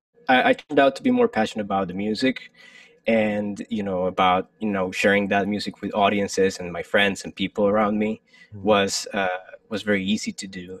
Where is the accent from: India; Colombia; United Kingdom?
Colombia; moved away as an adult; also born or lived in Michigan, United States; now in New York City, United States; I'm originally from Colombia, and I lived in Colombia for pretty much like 22 years of my life